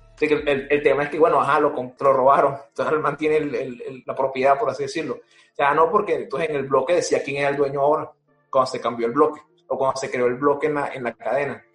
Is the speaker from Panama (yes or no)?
no; Venezuela; Yo soy venezolano